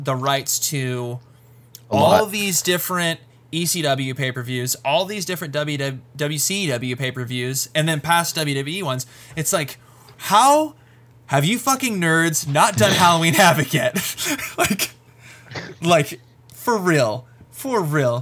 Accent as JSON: {"language": "English", "area": "Welsh", "region": "Wales", "country": "United Kingdom", "said": "being a Welsh guy"}